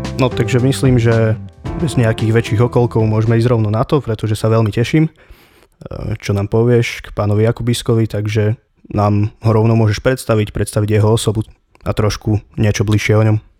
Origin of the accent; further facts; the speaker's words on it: Slovakia; u nás doma na Slovensku